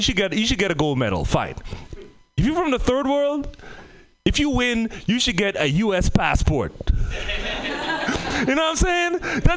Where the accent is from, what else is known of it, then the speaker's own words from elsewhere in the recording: Trinidad & Tobago; moved away; also born or lived in Oakland / Bay Area; I'm from the Caribbean, Trinidad and Tobago.